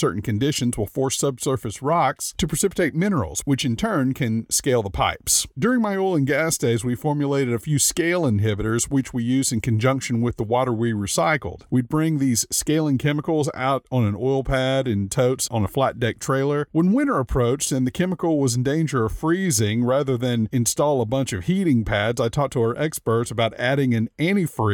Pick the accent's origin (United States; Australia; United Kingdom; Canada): United States; Louisiana; when I grew up in Louisiana